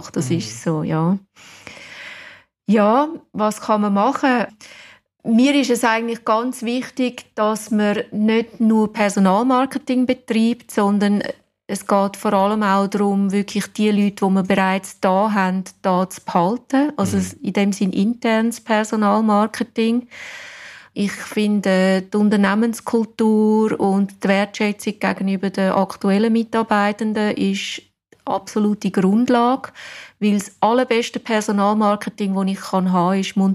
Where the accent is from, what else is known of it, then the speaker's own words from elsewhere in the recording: England, United Kingdom; German is a second language; now in Wädenswil, Switzerland; Und ja, ich bin Engländerin, aber ich glaube, man hört es nicht mehr.